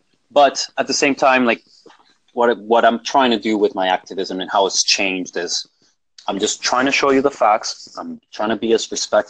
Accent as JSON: {"language": "English", "country": "Colombia", "tie": "born there", "first_language": "Spanish", "second_language": "English", "said": "It is my first language technically because I was born in Colombia, even though I don't speak Spanish as much anymore."}